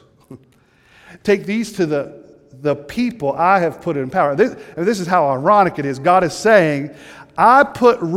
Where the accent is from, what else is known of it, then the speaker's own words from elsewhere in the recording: the South, United States; moved away; I'm from the South, a little bit further south from here, and good Southern people